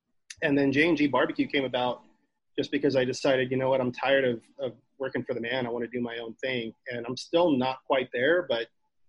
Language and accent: English; Kingsville, Texas, United States; moved away; I came from Kingsville, which if you know anything about Kingsville, is there's nothing there.